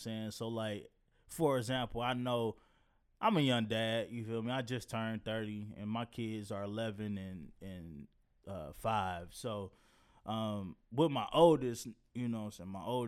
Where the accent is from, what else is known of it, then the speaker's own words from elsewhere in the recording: Detroit, Michigan, United States; And I'm from Detroit.